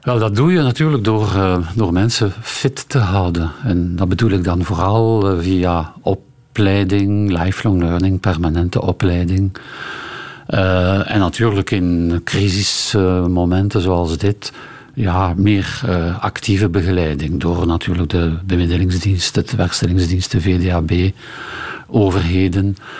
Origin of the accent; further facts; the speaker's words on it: Ghent, Flanders, Belgium; ik eh, Gentenaar ben en uh, in hou van mijn thuisstad